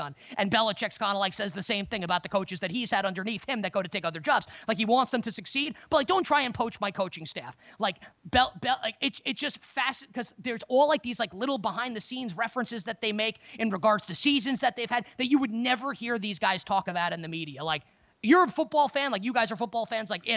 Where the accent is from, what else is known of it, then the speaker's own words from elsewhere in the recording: New York, United States; I'm a New Yorker